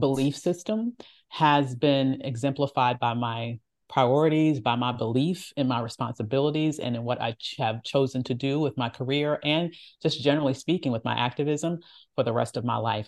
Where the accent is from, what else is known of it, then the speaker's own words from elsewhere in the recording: the Jim Crow South, Virginia, United States; my parents always told me the stories of what they experienced, uh, growing up in the Jim Crow South and us still living in that area